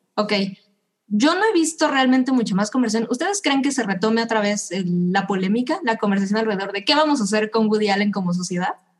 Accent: Mexico

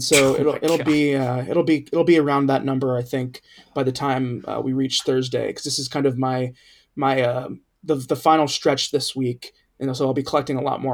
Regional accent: Cincinnati, Ohio, United States; my hometown team is Cincinnati Bengals. And when I was growing up in the 1990s

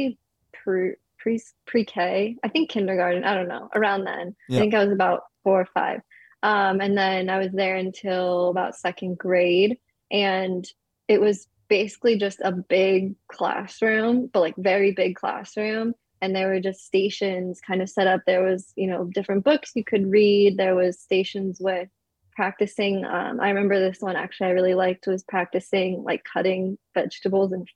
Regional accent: Northern California, United States; I was born in Northern California and I spent a few years up there growing up as a kid.

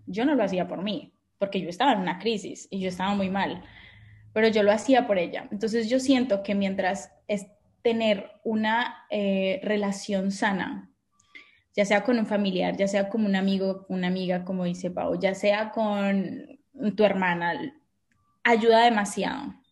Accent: Colombia; also born or lived in France / Boston, United States; now in Barcelona, Spain; soy colombiana

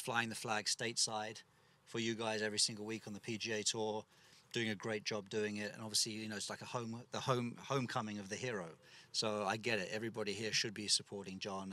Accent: England, United Kingdom; as an English kid

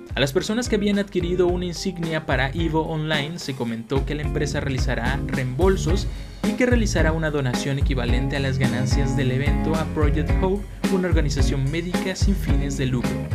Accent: Mexico; como mexicanos

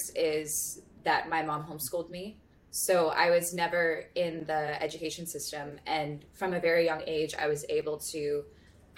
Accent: Santa Monica, California, United States; born or raised there

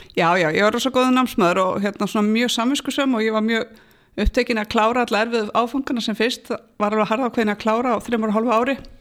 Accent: Kópavogur, Capital Region, Iceland; ég er alin upp í Kópavóinum

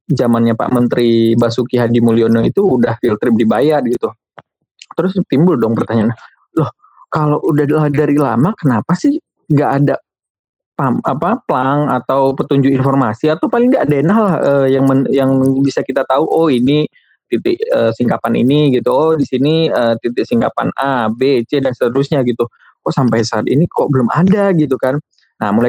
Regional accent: Riau, Indonesia; kayak saya kan dari Riau begitu

